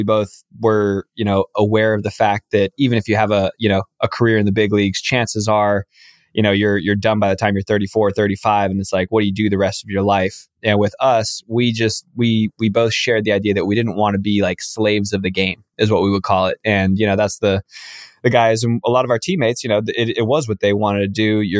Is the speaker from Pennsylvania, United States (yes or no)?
no; Los Angeles, California, United States; I'm from Los Angeles, born and raised in this area.